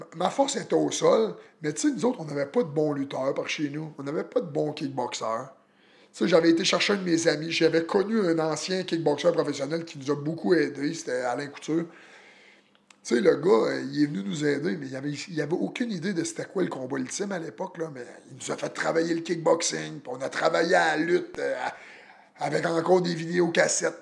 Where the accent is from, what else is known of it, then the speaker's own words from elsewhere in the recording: Plessisville, Quebec, Canada; also born or lived in Victoriaville; je suis natif de Plessisville